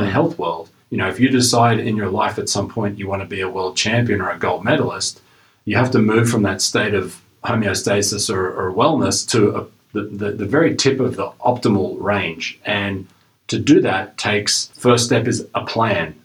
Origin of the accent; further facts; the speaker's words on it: Australia; moved away as an adult; now in Canada; I uh, originally am from Australia, moved to Canada um, almost 20 years ago now